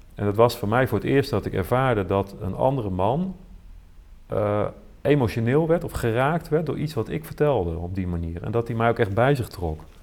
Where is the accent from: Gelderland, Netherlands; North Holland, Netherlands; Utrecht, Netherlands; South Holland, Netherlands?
Utrecht, Netherlands; Veenendaal; ik groeide op in Veenendaal